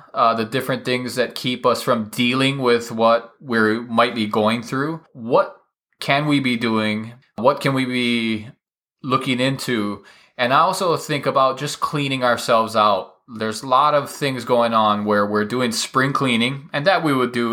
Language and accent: English; Hawaii, United States; I'm from Hawaii